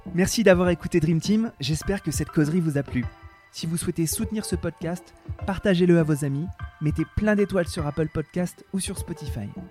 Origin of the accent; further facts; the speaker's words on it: France; on est français